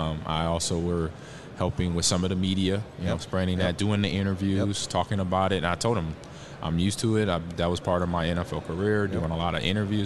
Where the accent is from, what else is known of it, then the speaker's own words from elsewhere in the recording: Omaha, Nebraska, United States; even though this is not my hometown, but it kind of is because I grew up in Omaha.